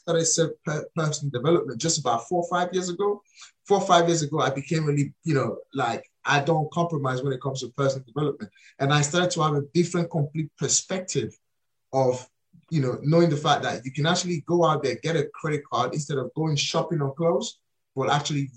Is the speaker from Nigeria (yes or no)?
yes; Nigeria; moved away; I was born and raised in Africa. I was born and raised in Nigeria